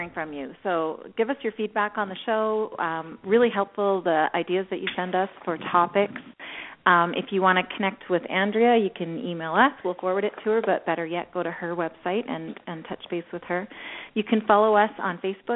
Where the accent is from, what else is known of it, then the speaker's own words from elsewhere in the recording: Scotland, United Kingdom; I'm Scottish